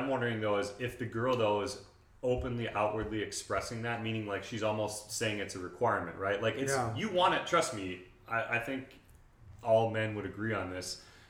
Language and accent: English; Midwest, United States; I grew up in the Midwest